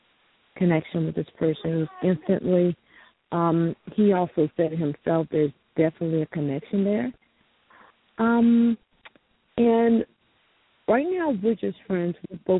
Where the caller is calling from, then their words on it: Louisiana, United States; I'm calling from Louisiana.